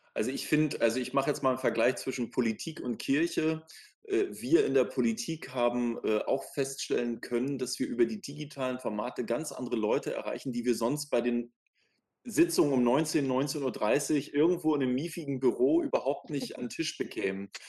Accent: Schwerin, Mecklenburg-Vorpommern, Germany; now in Berlin, Germany; Ich bin ja auch in einem Land geboren, was es heute nicht mehr gibt, so wie Wiebke, die DDR

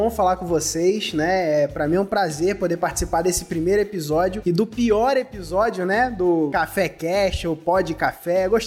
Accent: Cabo Frio, Rio de Janeiro, Brazil; É isso aí. Sou de Cabo Frio e eu eu trabalho, cara, com marketing digital, né?

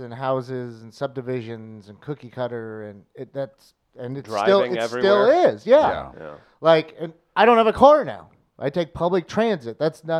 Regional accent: Missouri, United States; And I can relate to that growing up in St. Charles County.

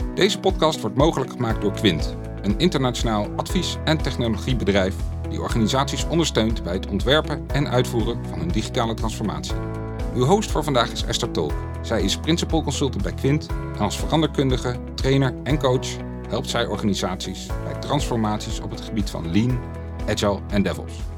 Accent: Apeldoorn, Gelderland, Netherlands; Ik kom uit Apeldoorn, door zo'n woning, vriendin, twee kinderen en een Volvo

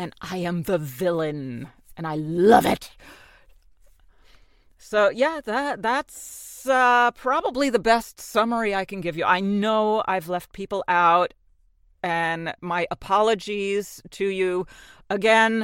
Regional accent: New Jersey, United States; accent: New York; I'm from Jersey and New York is right next to me

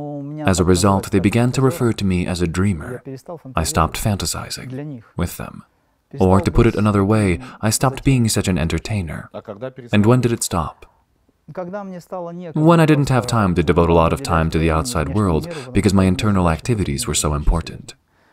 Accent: Makhachkala, Dagestan, Russia; a number of well-known individuals were startled that I was from Makhachkala, Dagestan.

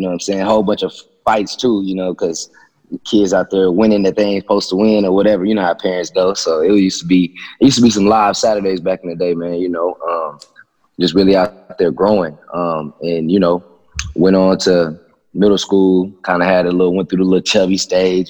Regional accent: Abilene, Texas, United States; I was born in Abilene, Texas

